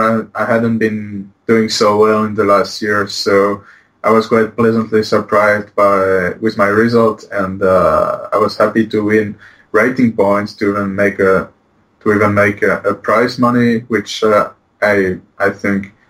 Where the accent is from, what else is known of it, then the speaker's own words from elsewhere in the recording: Poitiers, Nouvelle-Aquitaine, France; English is a second language; moved away as an adult; now in Barcelona, Spain; I'm from Poitiers